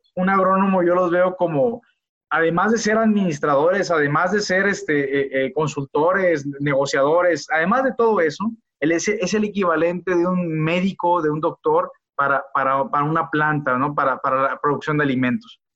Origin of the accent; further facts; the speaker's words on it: Culiacán, Sinaloa, Mexico; now in León, Mexico; soy originario de Culiacán, Sinaloa.